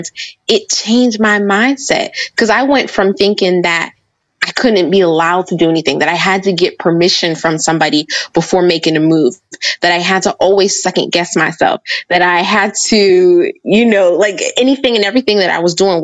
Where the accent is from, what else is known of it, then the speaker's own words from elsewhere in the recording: Pittsburgh, Pennsylvania, United States; I was born and raised in Pittsburgh